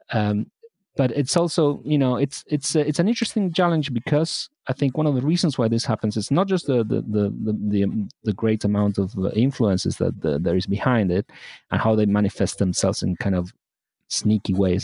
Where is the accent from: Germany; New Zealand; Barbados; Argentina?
Argentina; now in United Kingdom; I was born in Argentina